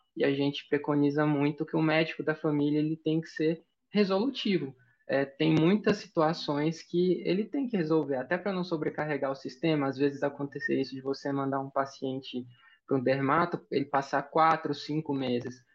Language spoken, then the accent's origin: Portuguese; Mineiros, Goiás, Brazil; Eu sou de Goiás, interior do interior de Goiás, uma cidadezinha chamada Mineiros. A gente tem 70 mil habitantes. Eu, assim, eu nunca nem morei em outro lugar.